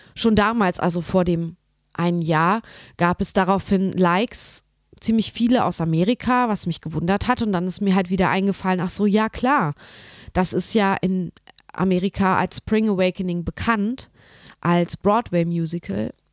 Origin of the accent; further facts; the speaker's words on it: Nordhausen, Thuringia, Germany; in Nordhausen, wo ich herkomme